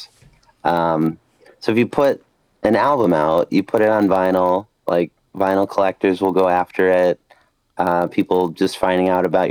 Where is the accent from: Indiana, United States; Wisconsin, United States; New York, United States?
New York, United States; Rochester; now in Buffalo, United States; I'm from Rochester, New York. We sound like very, very sharp with what we say